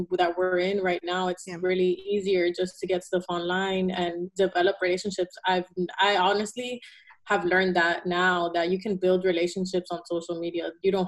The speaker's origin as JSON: {"language": "English", "town": "Miami", "region": "Florida", "country": "United States", "tie": "born or raised there", "also_born_or_lived": "Caracas, Venezuela", "said": "Yeah, so I was born in Caracas, Venezuela. I moved to Miami when I was 3, and I lived there the whole time of my life."}